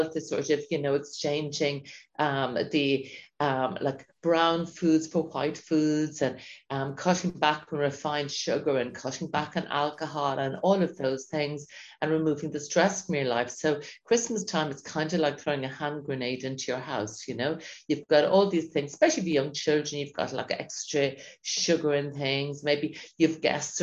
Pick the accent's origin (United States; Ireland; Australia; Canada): Ireland; Dungarvan, Munster; So yes, I grew up in Dungarvan. We always had amazing produce here.